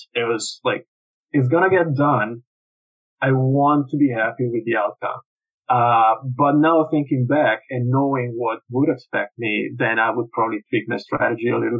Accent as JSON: {"language": "English", "country": "Italy", "moved": "yes", "lives_now": "Canada", "said": "I was registered as Italian, yeah, and I'm not Canadian citizen yet"}